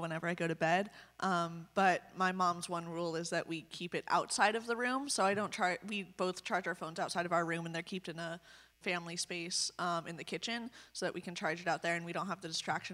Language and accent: English; Anaheim, California, United States; I'm from Anaheim, California